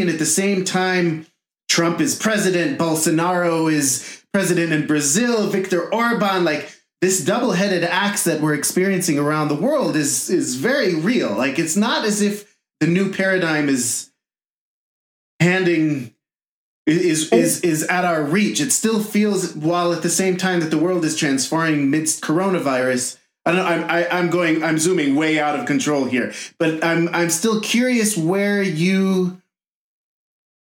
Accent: Jerusalem, Jerusalem District, Israel; moved away as an adult; now in Broomfield, United States; born and raised in Jerusalem

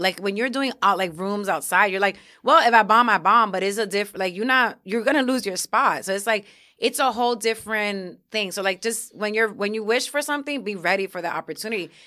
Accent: New York City, New York, United States; moved away as an adult; also born or lived in Syracuse; I'm coming from New York City

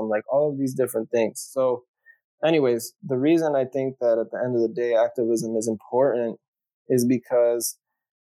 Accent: Maryland, United States; I grew up in the United States. You know, I had the benefits, the privileges of being in the United States, of growing up in the United States, speaking English, going to, you know, good public schools in Maryland

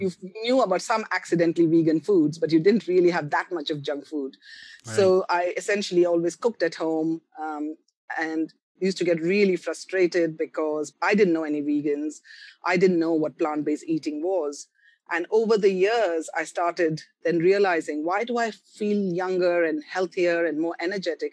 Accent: Kolkata, West Bengal, India; moved away as an adult; also born or lived in Karnataka, India / Pondicherry, India / Delhi, India; Although I'm a South Indian, I grew up in Bengal, in Calcutta.

